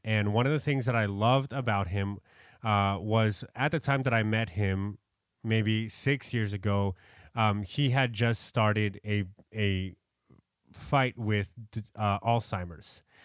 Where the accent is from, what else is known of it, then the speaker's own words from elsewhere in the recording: New York, United States; I'm from New York.